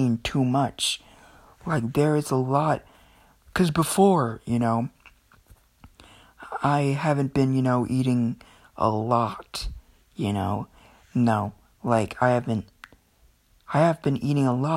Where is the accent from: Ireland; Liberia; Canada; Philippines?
Philippines; I'm Filipino